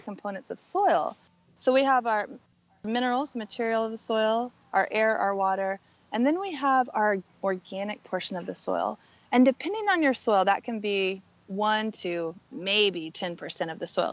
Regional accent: Southern Oregon, United States; I went back to work with farmers in, in my hometown in Southern Oregon

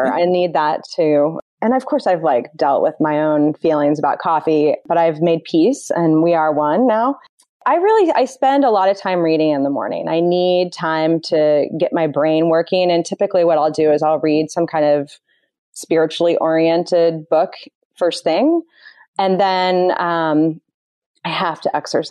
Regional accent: Indianapolis, Indiana, United States; now in Northern California, United States; I grew up in the Midwest

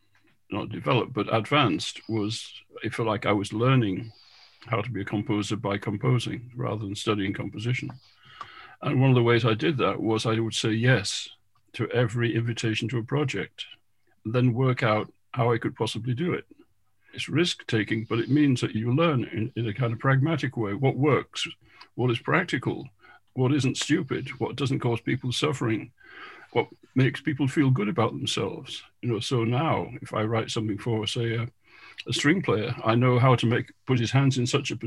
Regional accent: Goole, Yorkshire and the Humber, United Kingdom; moved away; I came from Goole, where there was no live music of any professional level at all

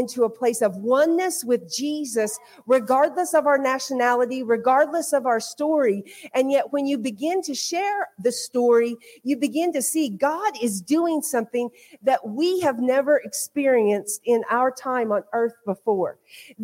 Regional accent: Hominy, Oklahoma, United States; moved away as an adult; also born or lived in Guatemala / Kansas / Dublin, Ireland; now in County Kerry, Ireland; I was born and raised in Oklahoma.

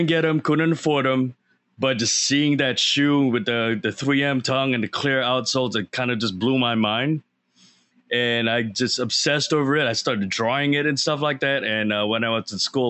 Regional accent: Singapore; I grew up in Singapore.

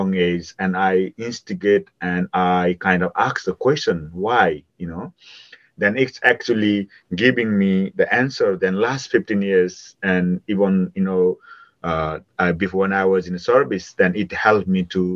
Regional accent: Nepal; moved away; growing up in Nepal

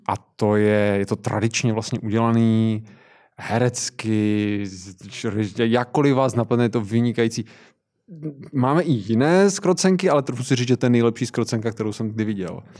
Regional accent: near Zlín, Zlín Region, Czechia; já pocházím kousek od Zlína, takže v Městském divadle ve Zlíně jsem byl na R U R

